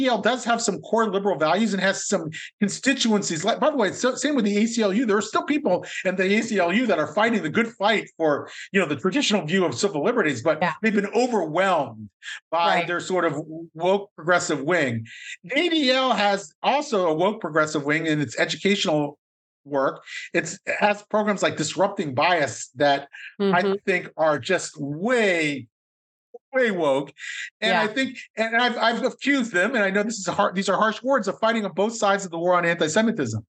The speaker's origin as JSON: {"language": "English", "town": "Columbus", "region": "Ohio", "country": "United States", "tie": "born or raised there", "said": "I grew up in Columbus, Ohio in the 1970s and 80s"}